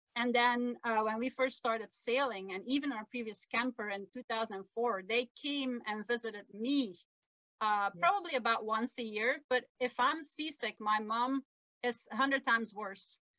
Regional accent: Belgium; first language Dutch; English is a second language; moved away as an adult; now in North America; my native language is Dutch. And English is not really um, a national language in our country. We have yeah. you know, three languages, Dutch, French, and German.

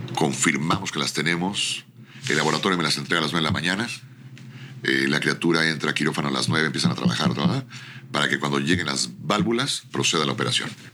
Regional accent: Mexico; Creo en México, soy mexicano, amo mi tierra

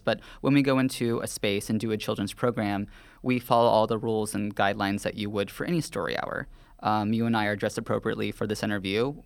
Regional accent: the South, United States; now in New York, United States; I grew up in a very conservative Southern town

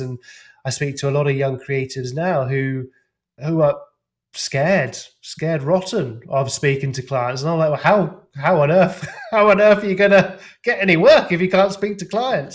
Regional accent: England, United Kingdom; being an English lout

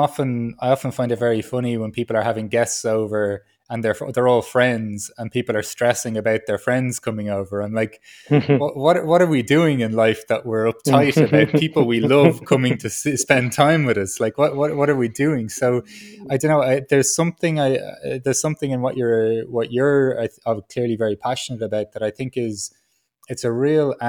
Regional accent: Ireland; growing up as an Irish man

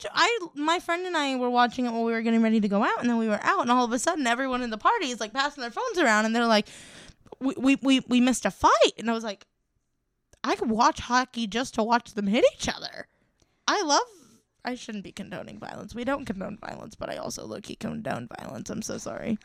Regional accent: Ohio, United States; I'm from Ohio

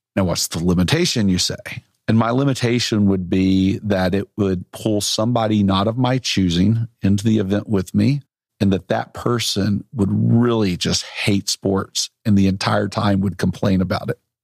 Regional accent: Little Rock, Arkansas, United States; moved away; I grew up also in Little Rock, uh, by the way, moved away, went all over the country

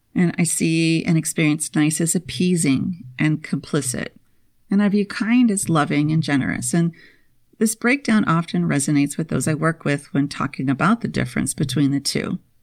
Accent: Minnesota, United States; moved away; I spent my formative years, kindergarten through twelfth grade, in the land of ten thousand lakes

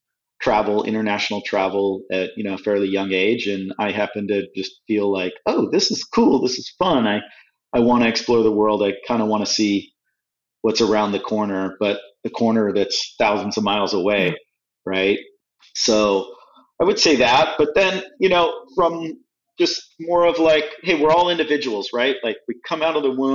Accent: California, United States; moved away as an adult; also born or lived in Midwest / Europe; now in New Orleans, United States; I'm in the Midwest, I'm this kid from California

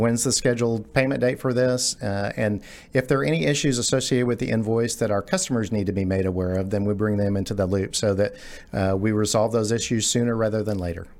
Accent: Garland, Texas, United States; I grew up in Garland. I'm a, I'm a native Texan, grew up in the Garland area

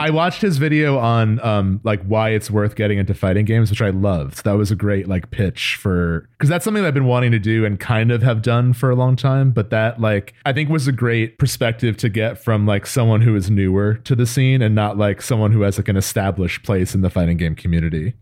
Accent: New Jersey, United States; we grew up in Jersey

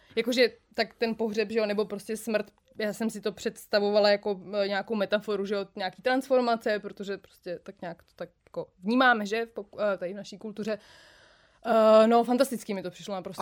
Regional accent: Jílové u Prahy, Central Bohemian Region, Czechia; já jsem z Jílovýho

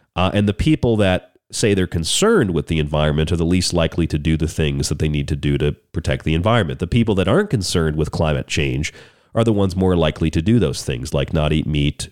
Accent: Florida, United States; when I grew up in Florida.

